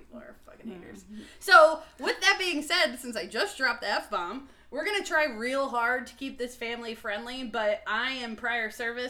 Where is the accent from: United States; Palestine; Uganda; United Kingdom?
United States; New Jersey; moved away as an adult; I was born and raised in New Jersey. Family lives in Florida now.